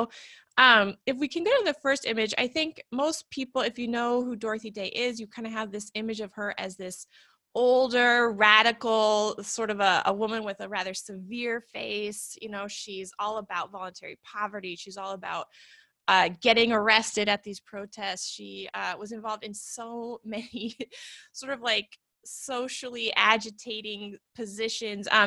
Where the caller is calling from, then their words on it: Portland, Oregon, United States; I'm coming from Portland, Oregon.